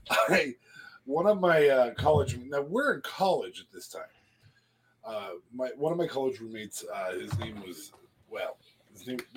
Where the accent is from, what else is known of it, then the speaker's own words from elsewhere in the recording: Canada; We're from Canada.